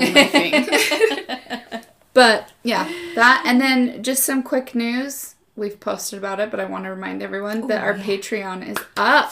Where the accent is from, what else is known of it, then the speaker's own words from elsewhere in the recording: Utah, United States; we're from Utah. We say creek